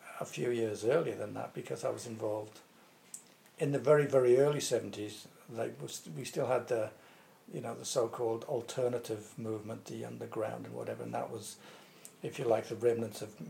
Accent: Tyneside, North East England, United Kingdom; moved away as an adult; also born or lived in Nottingham / Australia / London; now in Cambridge, United Kingdom; I was brought up in Tyneside.

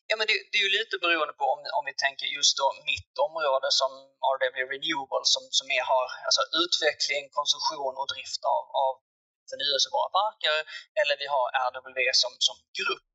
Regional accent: Malmö, Skåne, Sweden; accent: Scanian; also born or lived in Lund; jag är född och uppvuxen i, i Malmöregionen som kanske hörs på, hörs på dialekten.

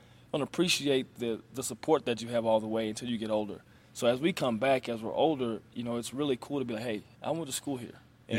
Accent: Arlington, Texas, United States; moved away as an adult; also born or lived in Colorado / Germany / Croatia / Greece; So born and raised in Arlington, Texas. Both my parents still live there.

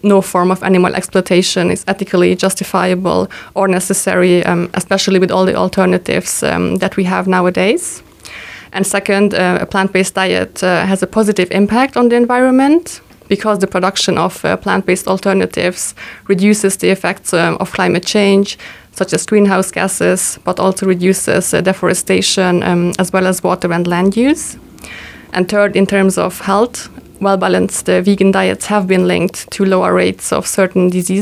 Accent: Luxembourg; also born or lived in Hungary / Malta / Tokyo, Japan; I was born in Hungary, but I grew up here in Luxembourg

